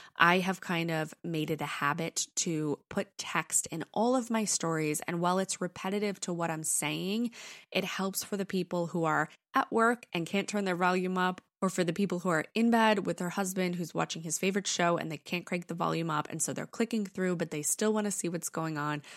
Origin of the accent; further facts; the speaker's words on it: New York, United States; accent: New York; my British accent comes out before my New York accent